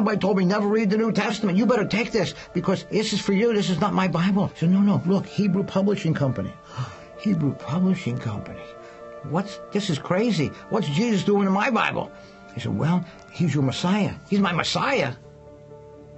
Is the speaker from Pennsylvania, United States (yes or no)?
yes; Philadelphia, Pennsylvania, United States; I grew up in Philadelphia in a Jewish neighborhood